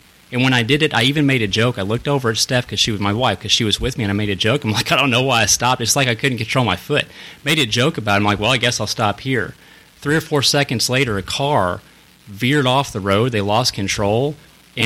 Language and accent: English; Hannibal, Missouri, United States; moved away; I grew up outside of Hannibal, Missouri